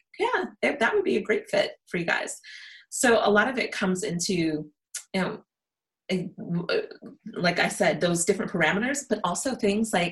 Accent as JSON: {"language": "English", "country": "United States", "said": "I'm American"}